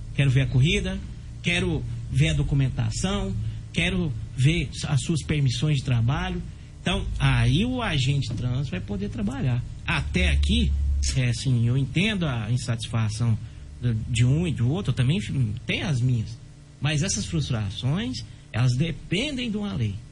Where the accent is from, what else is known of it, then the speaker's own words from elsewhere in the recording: Brazil; nós somos brasileiros